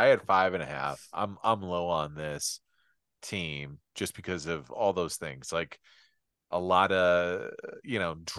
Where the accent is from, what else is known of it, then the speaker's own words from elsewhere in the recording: Indiana, United States; Indianapolis, my home state.